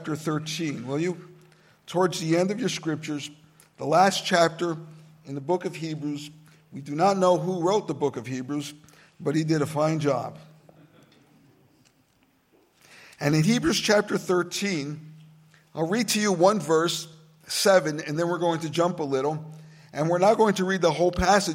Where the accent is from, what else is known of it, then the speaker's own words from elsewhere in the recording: New Jersey, United States; also born or lived in Brazil; I am from Brazil. I grew up in urban communities in New Jersey